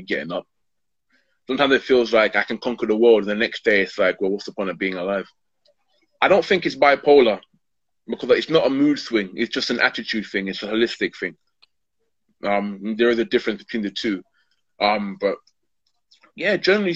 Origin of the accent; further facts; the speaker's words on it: London, United Kingdom; born and brought and brought up in Hackney